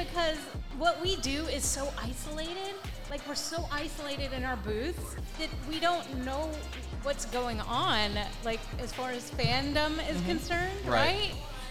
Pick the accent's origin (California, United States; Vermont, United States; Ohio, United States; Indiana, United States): Indiana, United States; New Albany; moved away; I grew up in a small town, actually similar to this. New Albany, Indiana.